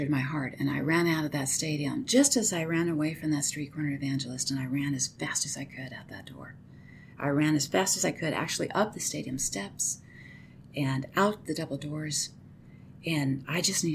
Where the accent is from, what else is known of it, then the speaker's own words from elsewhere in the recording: Arizona, United States; moved away; I'm from Arizona.